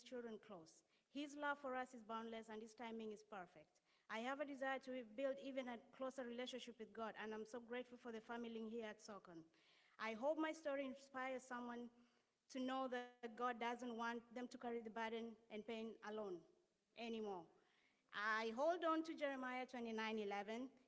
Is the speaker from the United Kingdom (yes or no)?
no; Kenya; moved away as an adult; now in Connecticut, United States; I'm originally from Kenya, and I moved here 4 years ago.